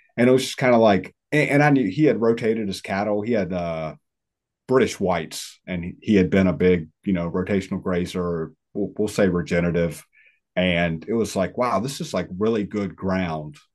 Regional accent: northwest of Richmond, Virginia, United States; moved away as an adult; where I'm at now, northwest of Richmond

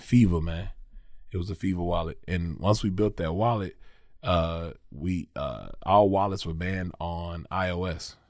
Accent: Lexington, Kentucky, United States; I'm from Lexington, man. Northwest side of Lexington, a little community, a little neighborhood called Oakwood, right off of Georgetown Street. Um, so, yeah, man, that's, that's where I'm from. Born and raised, been in Lexington my whole life

